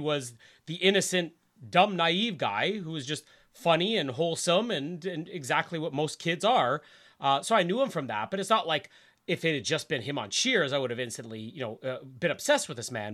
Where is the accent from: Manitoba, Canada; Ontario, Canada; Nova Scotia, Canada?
Manitoba, Canada; Winnipeg; born or raised there